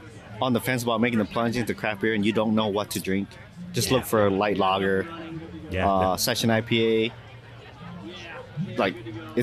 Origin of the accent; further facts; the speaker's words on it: Des Moines, Iowa, United States; we're from Des Moines.